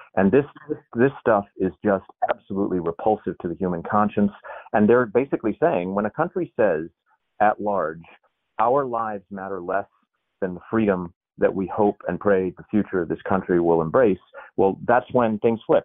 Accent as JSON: {"language": "English", "region": "Maine", "country": "United States", "tie": "born or raised there", "said": "my hometown in Maine"}